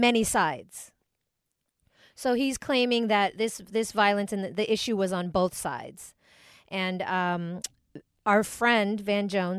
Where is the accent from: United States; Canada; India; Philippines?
Philippines; I'm always celebrating being Filipino.